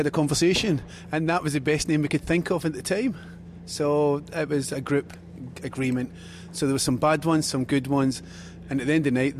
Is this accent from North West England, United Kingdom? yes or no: no; Glasgow, Scotland, United Kingdom; moved away as an adult; now in Dunedin, New Zealand; I'm actually from Glasgow, a place called Easterhouse in Glasgow.